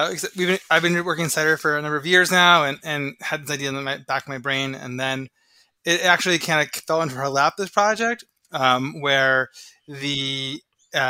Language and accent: English; Delhi, New York, United States; my hometown of Delhi, New York, up in the Catskill Mountains.